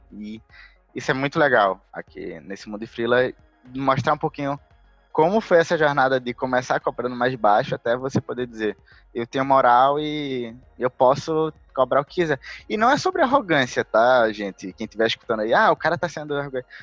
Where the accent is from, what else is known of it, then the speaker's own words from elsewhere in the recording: Recife, Pernambuco, Brazil; Eu sou originalmente de Recife